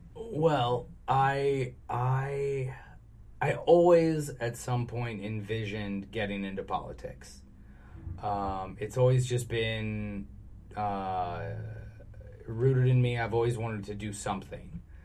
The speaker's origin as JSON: {"language": "English", "region": "Arizona", "country": "United States", "tie": "born or raised there", "moved": "yes", "lives_now": "California, United States", "said": "growing up in Arizona"}